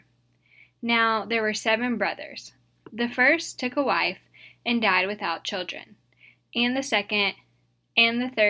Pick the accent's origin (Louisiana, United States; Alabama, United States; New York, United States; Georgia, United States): Louisiana, United States; St. Francisville; moved away as an adult; also born or lived in Mississippi; now in Dallas, United States; I'm originally from St. Francisville, Louisiana